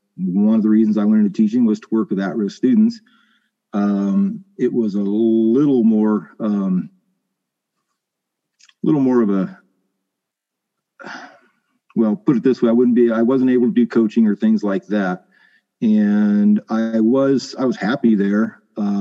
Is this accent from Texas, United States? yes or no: no; Riverdale, California, United States; also born or lived in Caruthers; I grew up right in between the towns of Riverdale and Carruthers. My parents moved out to the area when I was 4 years old